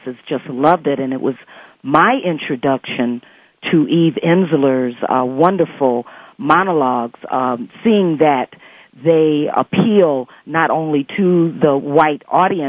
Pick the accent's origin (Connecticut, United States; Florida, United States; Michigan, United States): Michigan, United States; Detroit; moved away; Detroit, which happens to be my hometown.